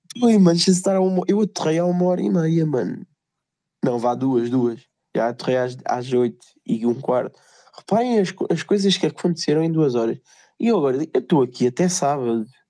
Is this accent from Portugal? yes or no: yes; Portugal; eu, como bom português